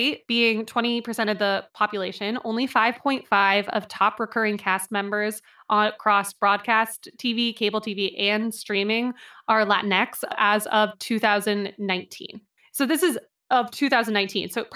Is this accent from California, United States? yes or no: yes; Berkeley, California, United States; my white Berkeley house